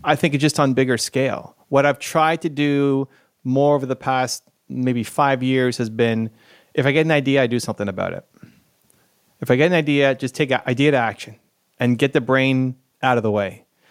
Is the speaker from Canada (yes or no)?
yes; Canada; I'm Canadian